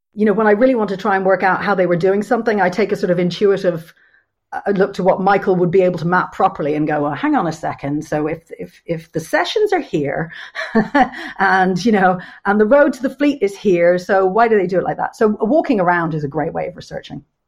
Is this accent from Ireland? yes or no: yes; Dublin, Leinster, Ireland; moved away as an adult; now in London, United Kingdom; I've lived in London for just over 25 years, and so I was brought up in a much smaller city in Dublin